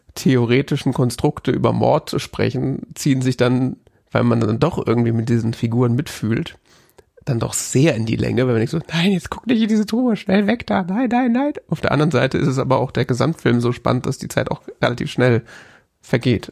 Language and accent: German; West Germany, Germany; als Wessi